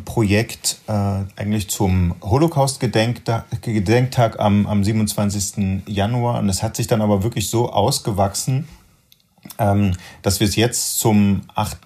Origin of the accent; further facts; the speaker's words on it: Germany; als Deutscher und als Nachgeborener